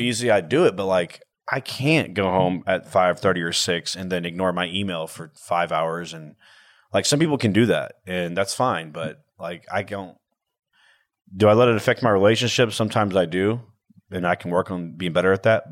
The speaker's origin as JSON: {"language": "English", "town": "Houston", "region": "Texas", "country": "United States", "said": "I'm from Houston"}